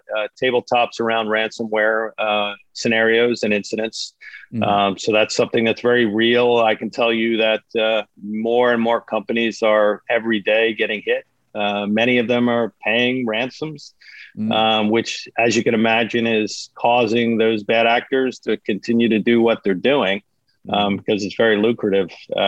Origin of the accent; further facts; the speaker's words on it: South Jersey near Atlantic City, New Jersey, United States; I am from South Jersey near Atlantic City